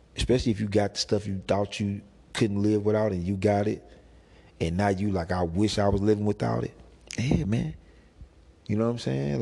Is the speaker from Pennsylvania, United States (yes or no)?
no; St. Louis, Missouri, United States; I come from St. Louis